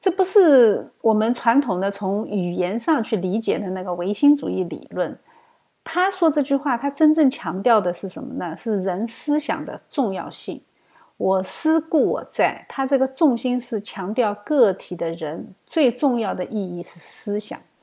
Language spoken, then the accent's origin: Chinese; China; 但是我们中国人对血也有相同的判断，我们也相信血里面有生命。